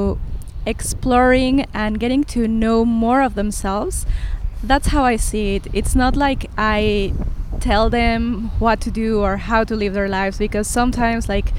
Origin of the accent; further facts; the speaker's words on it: Mexico; moved away as an adult; also born or lived in Los Angeles / San Miguel de Allende / Querétaro / Costa Rica; Then I went back to Mexico. I'm from Mexico.